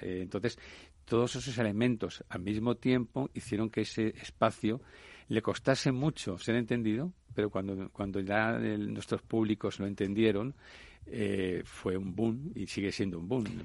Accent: Levante, Spain; moved away; nosotros venimos del Levante, del Mediterráneo

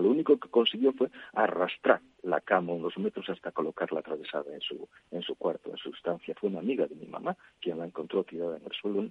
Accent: Galicia, Spain; en Galicia, de donde yo soy

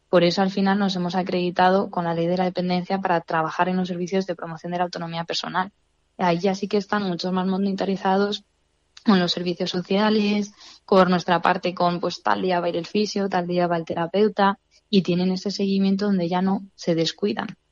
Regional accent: Fuenterrebollo, Castile and León, Spain; mi pueblo

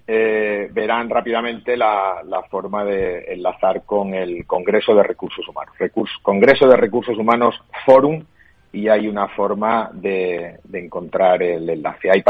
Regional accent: Málaga, Andalusia, Spain; como malagueño

